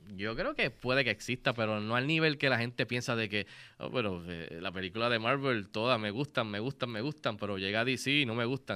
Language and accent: Spanish; Puerto Rico; como puertorriqueños